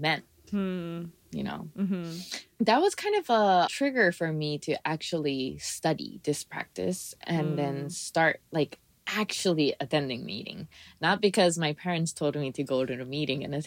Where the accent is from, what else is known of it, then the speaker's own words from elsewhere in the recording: Japan; now in Hawaii, United States; I grew up in Japan, kind of.